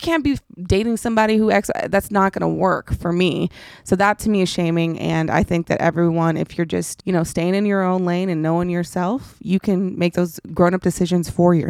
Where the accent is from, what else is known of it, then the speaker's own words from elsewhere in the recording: Dallas, Texas, United States; I grew up in Dallas, Texas in this hood called Oak Cliff.